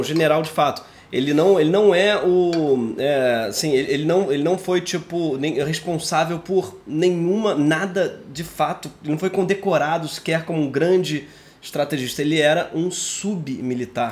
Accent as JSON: {"language": "Portuguese", "country": "Brazil"}